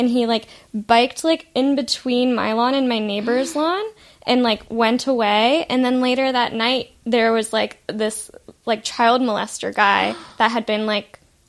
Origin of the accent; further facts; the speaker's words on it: Ohio, United States; moved away; I grew up in Ohio and I feel like I've really enjoyed growing up there